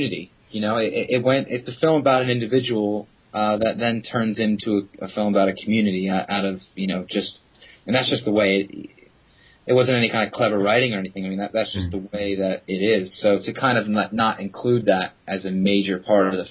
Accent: Philadelphia, Pennsylvania, United States; moved away as an adult; now in London, United Kingdom; I'm originally from Philadelphia

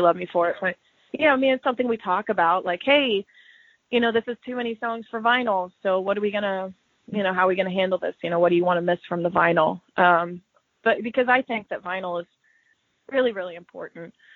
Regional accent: Kansas City, Missouri, United States; growing up in Kansas City

